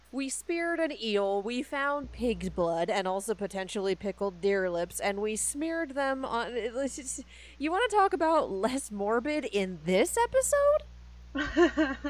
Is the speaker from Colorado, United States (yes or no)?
yes; Colorado, United States; growing up in Colorado